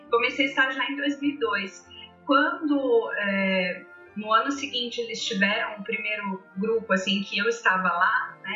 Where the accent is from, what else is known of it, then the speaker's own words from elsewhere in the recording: Londrina, Paraná, Brazil; eu sou de Londrina, no uhum. Paraná.